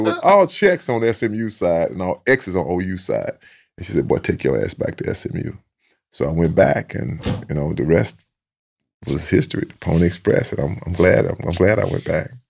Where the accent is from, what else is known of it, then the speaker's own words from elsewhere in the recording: Sealy, Texas, United States; a lot of Aggies in my hometown of Seeley